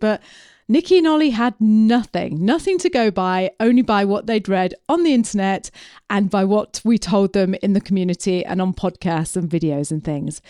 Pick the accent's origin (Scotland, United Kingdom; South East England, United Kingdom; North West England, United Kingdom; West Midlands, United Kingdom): North West England, United Kingdom; Preston; moved away; I'm from Preston. You know, I was born in Preston in Lancashire